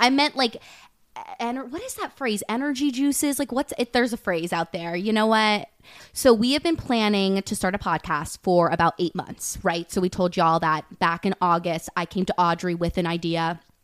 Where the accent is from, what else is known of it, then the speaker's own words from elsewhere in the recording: Westchester, New York, United States; also born or lived in London; I am, um, from Westchester, New York. I grew up in New York. Fun fact, I lived in London for, like, four years of my life when I was younger